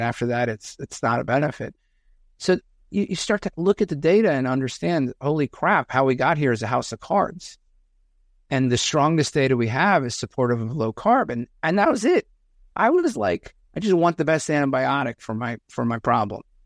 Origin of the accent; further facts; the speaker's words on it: outside of New York City, United States; I grew up outside of New York City.